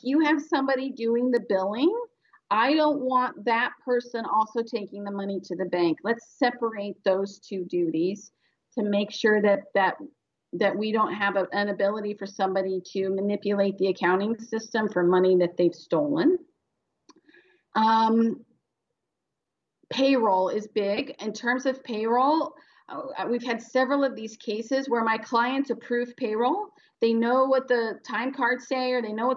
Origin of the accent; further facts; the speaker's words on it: Central Valley, California, United States; I grew up in the Central Valley, which really is a place.